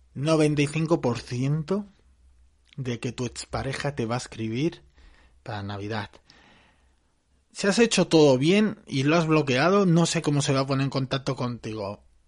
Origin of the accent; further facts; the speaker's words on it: Barcelona, Catalonia, Spain; yo soy de Barcelona